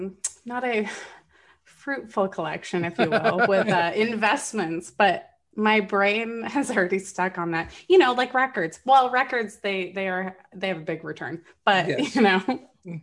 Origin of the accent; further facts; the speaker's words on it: Florida, United States; unfortunately I lived in Florida. I grew up in Florida.